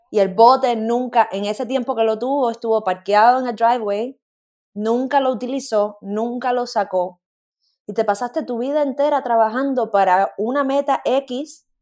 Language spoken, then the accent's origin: Spanish; Cuba; moved away; cuando me fui de Cuba